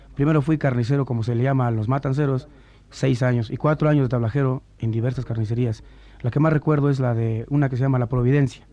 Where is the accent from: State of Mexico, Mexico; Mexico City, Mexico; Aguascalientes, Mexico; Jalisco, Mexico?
Mexico City, Mexico; Tacubaya; also born or lived in Nogales, Sonora; haberme criado en Tacubaya